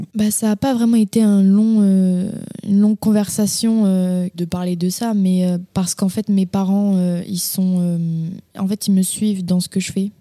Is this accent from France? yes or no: yes; Castres, Occitania, France; moved away; je suis née à Castres, dans le Tarn. C'est dans le sud-ouest de la France